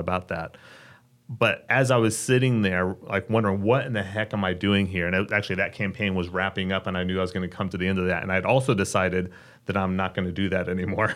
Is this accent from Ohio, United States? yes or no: yes; Dayton, Ohio, United States; moved away as an adult; now in Richmond, United States; I grew up in Dayton, Ohio. Thought I'd live there my entire life. relocated here about twelve years ago